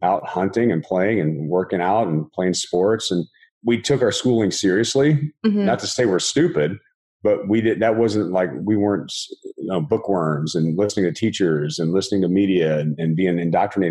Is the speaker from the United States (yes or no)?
yes; Texas, United States; moved away as an adult; now in Southern California, United States; I grew up in Texas